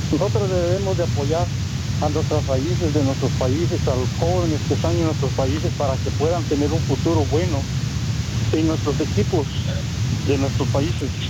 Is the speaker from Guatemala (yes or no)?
yes; Guatemala; now in California, United States; yo soy de Guatemala